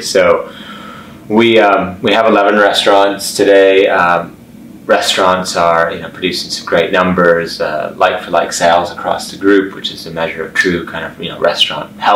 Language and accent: English; Chicago, Illinois, United States; moved away as an adult; also born or lived in Oslo, Norway; now in London, United Kingdom; I grew up for the most part in Chicago